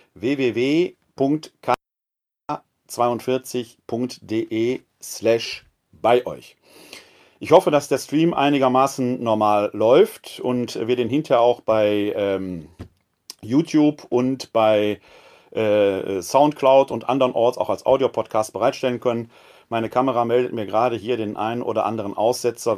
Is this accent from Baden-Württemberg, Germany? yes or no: no; Ruhr area, North Rhine-Westphalia, Germany; now in Wuppertal, Germany; Ich selbst bin ein Kind des Ruhrgebietes